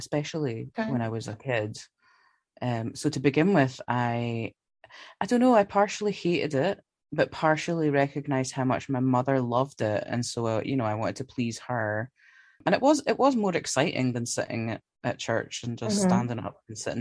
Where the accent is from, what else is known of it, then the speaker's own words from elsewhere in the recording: Glasgow, Scotland, United Kingdom; I'm from Glasgow in Scotland